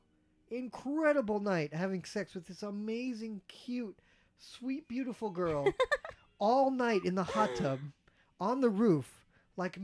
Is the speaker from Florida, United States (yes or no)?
yes; Miami, Florida, United States; moved away; growing up in Miami